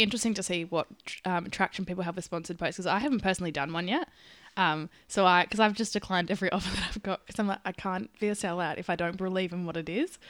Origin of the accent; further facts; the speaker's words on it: Perth, Western Australia, Australia; I'm from Perth